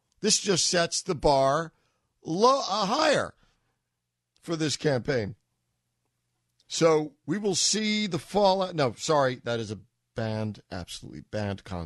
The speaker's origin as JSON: {"language": "English", "region": "New York", "country": "United States", "moved": "as an adult", "lives_now": "Boston, United States", "said": "I'm a New Yorker"}